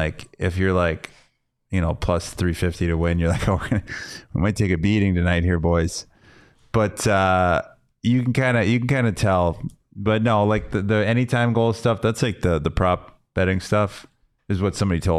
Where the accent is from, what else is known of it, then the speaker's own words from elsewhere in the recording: Las Vegas, Nevada, United States; I'm originally from Vegas, you know.